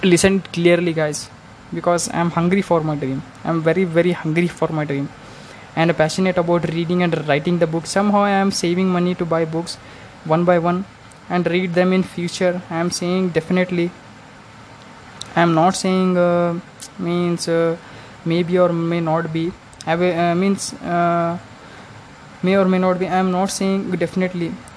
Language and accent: English; India; from India.